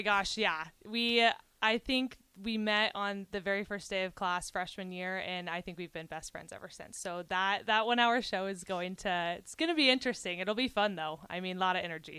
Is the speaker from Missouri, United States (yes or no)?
yes; Kansas City, Missouri, United States; I am from Kansas City, very big Chiefs fan